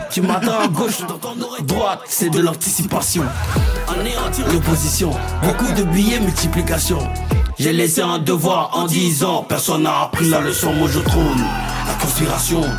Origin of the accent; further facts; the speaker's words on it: Abidjan, Côte d’Ivoire; chez nous à Bidjan